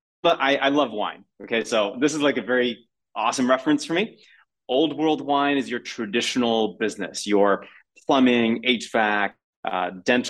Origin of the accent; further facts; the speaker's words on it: United States; as an American